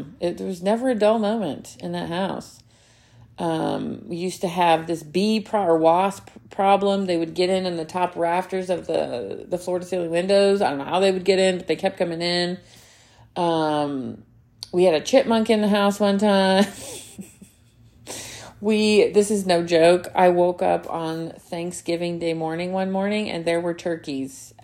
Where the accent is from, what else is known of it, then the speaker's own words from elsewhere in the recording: Alabama, United States; moved away; I grew up in Alabama too